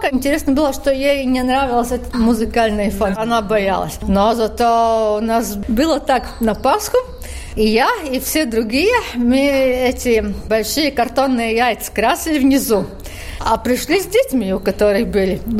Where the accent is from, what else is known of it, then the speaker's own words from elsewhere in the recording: Riga, Latvia; Ну, я, как я вообще из Риги в музей с собакой, ну да, да, да вы что?